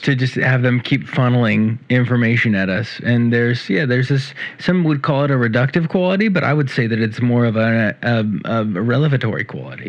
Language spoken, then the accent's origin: English; Central California, United States; I can say this from the perspective of a Californian. And I grew up in Central California